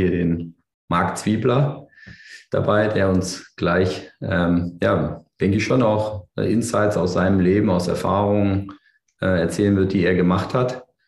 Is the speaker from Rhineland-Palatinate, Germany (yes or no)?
no; Berlin, Germany; ich bin ja Berliner